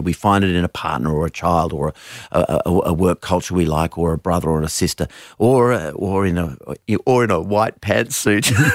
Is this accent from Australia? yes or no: yes; Australia; as an Australian man